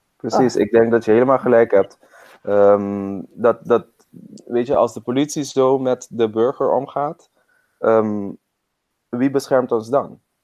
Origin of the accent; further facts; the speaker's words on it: Curaçao; ik ben op Curaçao opgegroeid